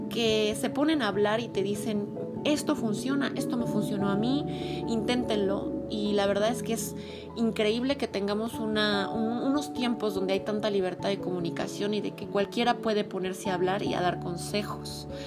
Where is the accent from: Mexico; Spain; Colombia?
Mexico; Mexico City; vivo en la Ciudad de México. Y sí soy chilanga, pero mezclo a veces acentos